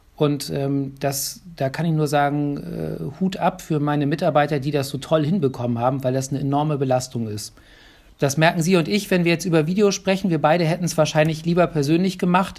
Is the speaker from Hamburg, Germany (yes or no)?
yes; Hamburg, Germany; now in Bremen, Germany; ich bin gebürtiger Hamburger